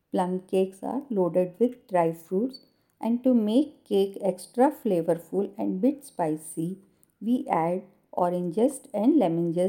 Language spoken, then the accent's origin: English; India